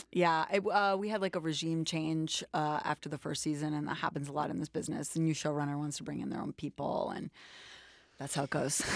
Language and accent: English; New York City, New York, United States; I was born in New York, in Manhattan, in Washington Heights